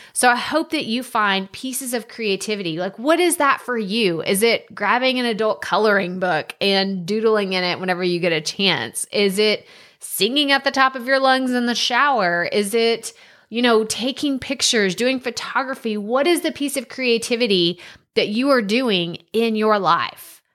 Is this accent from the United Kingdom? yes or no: no; Texas, United States; Matthew McConaughey is from very close to my hometown